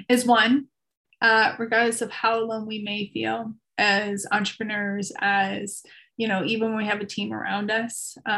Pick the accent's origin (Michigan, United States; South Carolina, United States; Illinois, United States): Illinois, United States; Chicago; I was born and raised in Chicago